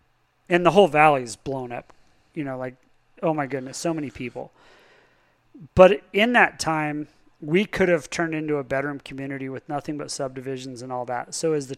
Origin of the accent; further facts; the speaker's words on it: Palisade, Colorado, United States; I grew up actually in the buffer zone. So I was a 36 and 3/10 road, GN4/10. I was out there in the country. So not in the town, but culturally Palisade.